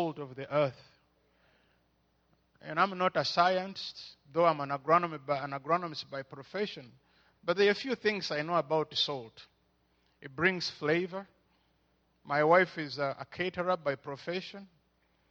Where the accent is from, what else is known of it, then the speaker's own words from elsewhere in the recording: Uganda; moved away as an adult; also born or lived in Houston, United States; I felt God was calling me to go back to my home country